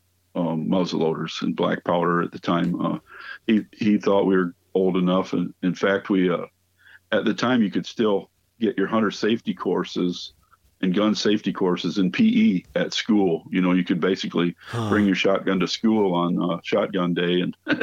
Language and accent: English; Paw Paw, Illinois, United States; just a farm kid growing up in Paw, Illinois